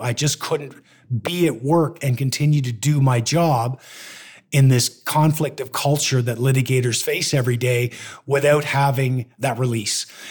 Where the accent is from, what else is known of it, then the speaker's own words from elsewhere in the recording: Canada; also born or lived in Toronto; I moved to my hometown and opened a law firm